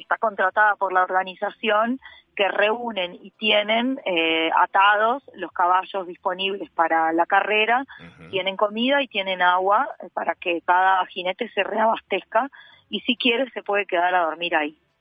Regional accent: Uruguay; soy de Uruguay

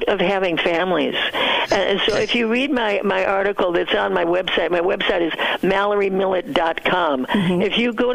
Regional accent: United States; moved away as an adult; also born or lived in Southeast Asia; I was so proud of being an American

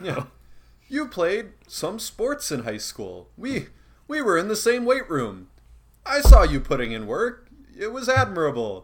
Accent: Reedsburg, Wisconsin, United States; I'm from Reedsburg, and I've never heard anyone use Tony

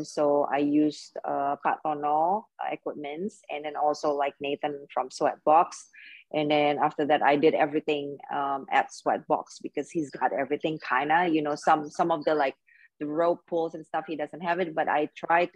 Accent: Indonesia; I'm from Indonesia and this is my first time

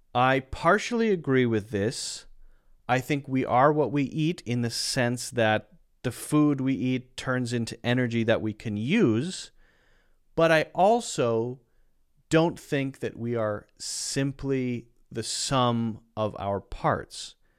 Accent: United States; I'm from the United States

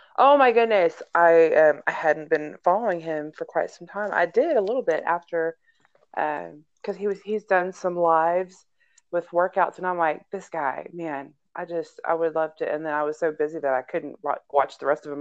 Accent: Houston, Texas, United States; now in Aurora, United States; where I grew up in my past, where I grew up in Houston, where I lived at before we moved to this neighborhood here in um, in Denver in Aurora

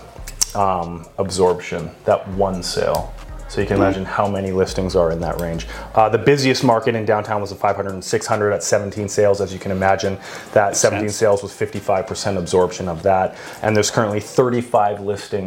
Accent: Canada; moved away as an adult; also born or lived in Australia; I'm Canadian

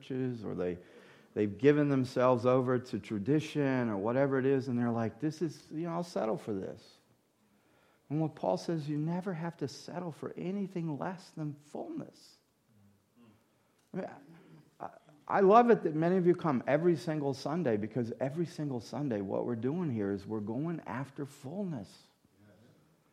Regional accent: United States; also born or lived in Louisiana / Mississippi; now in New York, United States; I didn't grow up in New York. I grew up in Mississippi and Louisiana.

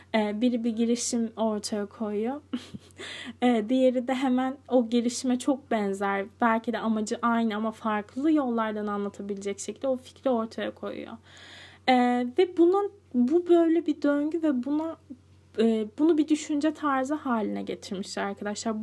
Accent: Cide, Kastamonu, Turkey; moved away; ben Cide'ye ne zaman taşındım? 9, 9 yaşındayken.

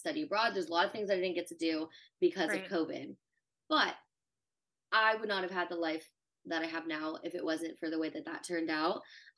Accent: the South, United States; That was also the culture I grew up in. I grew up in the South.

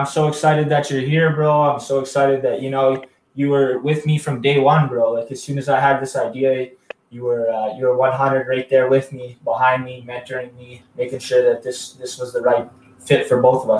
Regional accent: Sweetgrass First Nation, Saskatchewan, Canada; I'm 25 years old. I'm from the Sweetgrass First Nation in Saskatchewan, Canada, on the Plains Cree territory.

